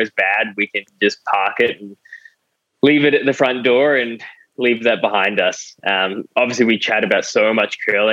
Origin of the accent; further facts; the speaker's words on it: Australia; I'm an Aussie through and through.